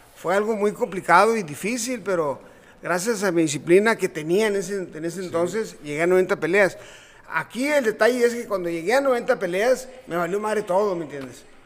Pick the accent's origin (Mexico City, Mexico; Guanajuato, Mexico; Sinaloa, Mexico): Sinaloa, Mexico; Culiacán; also born or lived in Ciudad Obregón, Sonora; now in Tijuana, Mexico; Culiacán. donde crecí y y la llevo en mi sangre